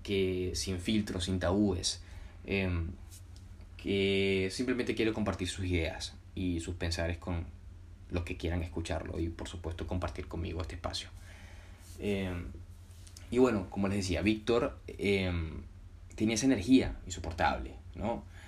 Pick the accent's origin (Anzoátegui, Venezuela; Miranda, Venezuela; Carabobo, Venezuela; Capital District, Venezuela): Carabobo, Venezuela; Puerto Cabello; aprendí en Venezuela, en mi ciudad natal, Puerto Cabello